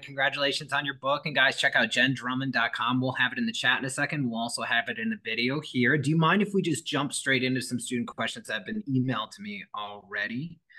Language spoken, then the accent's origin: English; Michigan, United States; I'm from Michigan